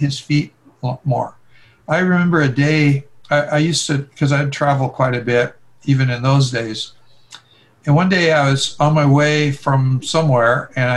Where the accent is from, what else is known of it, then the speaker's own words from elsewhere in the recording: Oregon, United States; moved away; also born or lived in California / Hawaii; I grew up in Oregon